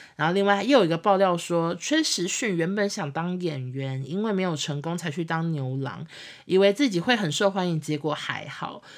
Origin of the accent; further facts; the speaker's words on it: Taiwan; 我们台湾这边